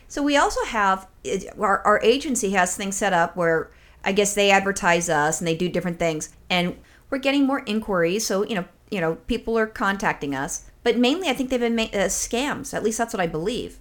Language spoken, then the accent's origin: English; United States; I'm an American